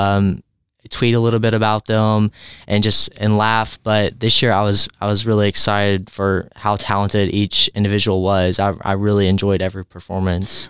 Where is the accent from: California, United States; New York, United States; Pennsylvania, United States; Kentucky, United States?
Kentucky, United States; Cloverport; I'm from Cloverport, Kentucky. It is a very small rural community